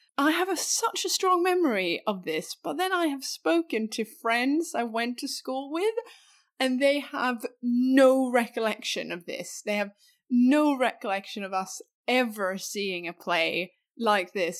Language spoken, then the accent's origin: English; Skåne, Sweden; accent: skånska; skånska, which is my regional accent that I'm from, from down south